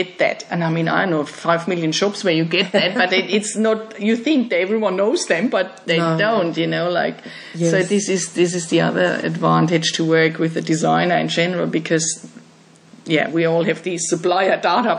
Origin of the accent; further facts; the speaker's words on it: Germany; moved away as an adult; I'm from Germany, so we had in our houses, in the last ones we lived in, modern, like new apartments in our house, we always had wall-hung toilets. And then I came here